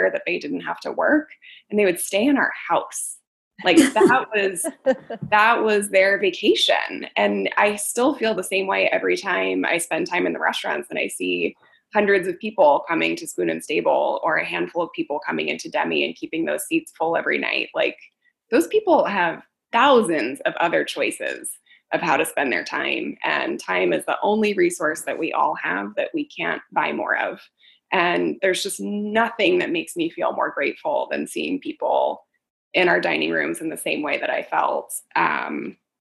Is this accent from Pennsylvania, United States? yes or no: no; San Francisco, California, United States; I grew up in San Francisco in a bed and breakfast